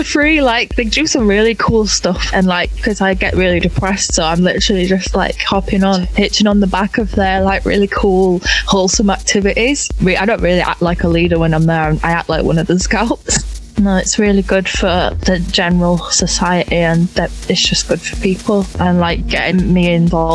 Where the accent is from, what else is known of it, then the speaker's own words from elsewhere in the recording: Bradford, Yorkshire and the Humber, United Kingdom; moved away as an adult; also born or lived in Huddersfield / Leeds; now in Bristol, United Kingdom; I'm from Bradford, which is next to Leeds.